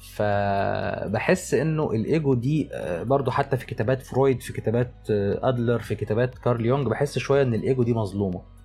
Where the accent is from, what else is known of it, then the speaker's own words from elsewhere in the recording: Egypt; عندنا في مصر